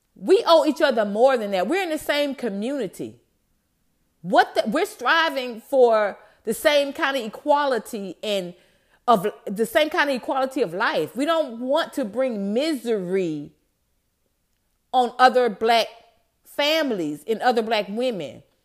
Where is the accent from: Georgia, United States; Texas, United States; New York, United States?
Georgia, United States; Atlanta; I'm from Atlanta